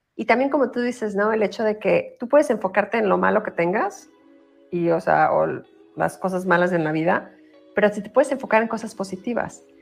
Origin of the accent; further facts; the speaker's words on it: Mexico; moved away as an adult; now in United States; nací en México, pero hice toda mi carrera en Estados Unidos y yo voy aquí 26